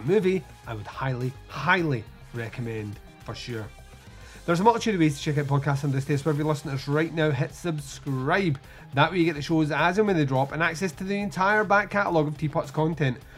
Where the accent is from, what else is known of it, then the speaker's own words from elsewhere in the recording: Scotland, United Kingdom; accent: Scottish; we're Scottish and slurred speech with a Scottish accent